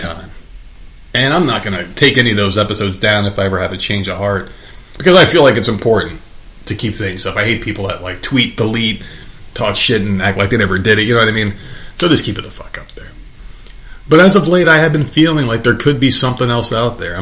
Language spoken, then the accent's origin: English; New Jersey, United States; moved away; my hometown, and this is back when I lived in New Jersey